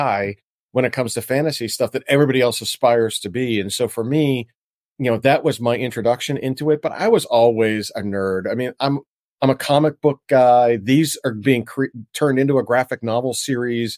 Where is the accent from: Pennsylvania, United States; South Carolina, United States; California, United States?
Pennsylvania, United States; Pittsburgh; also born or lived in Washington, D.C.; I'm from Pittsburgh, Pennsylvania originally